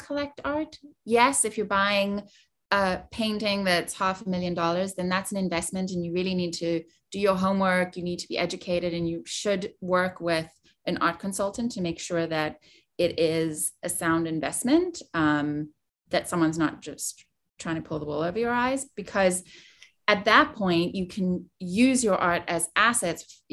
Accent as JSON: {"language": "English", "country": "South Africa", "tie": "born or raised there", "moved": "yes", "said": "I was born and raised in South Africa"}